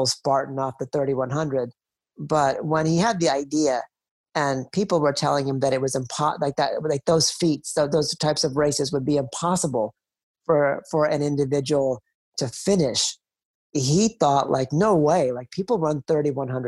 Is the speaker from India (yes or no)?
yes; India; my own country, India